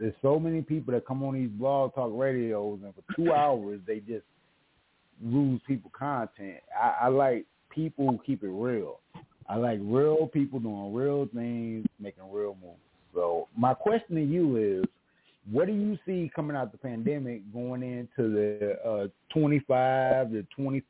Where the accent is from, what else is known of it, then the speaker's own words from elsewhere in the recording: St. Louis, Missouri, United States; also born or lived in 30 US states; Man, I'm from St. Louis, Missouri, and I lived in 30 out of 50 states. I've been all over this country 10 times over.